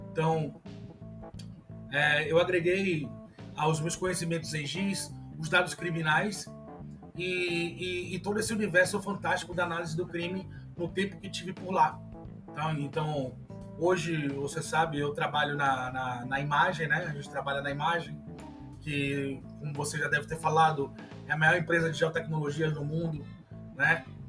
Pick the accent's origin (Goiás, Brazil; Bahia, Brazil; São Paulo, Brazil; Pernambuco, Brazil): Bahia, Brazil; Salvador; eu sou de Salvador, Bahia